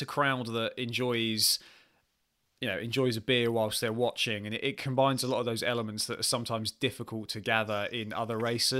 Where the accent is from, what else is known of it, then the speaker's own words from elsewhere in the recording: Ipswich, East of England, United Kingdom; having lived in Ipswich for all my life